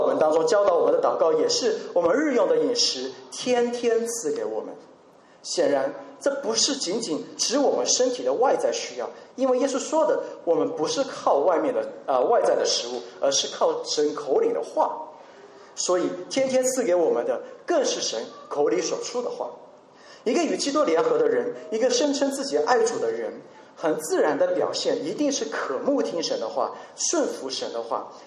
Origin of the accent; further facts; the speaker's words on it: China; 我们中国人也最擅长囤货